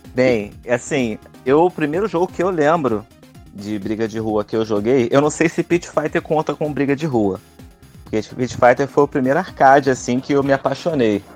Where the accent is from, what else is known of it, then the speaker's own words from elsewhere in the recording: Rio de Janeiro, Brazil; eu sou do Rio de Janeiro